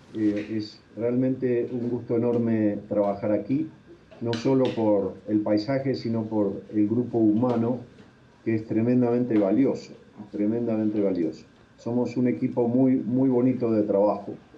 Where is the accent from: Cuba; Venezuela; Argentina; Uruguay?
Argentina; moved away as an adult; now in Bogotá, Colombia; yo soy argentino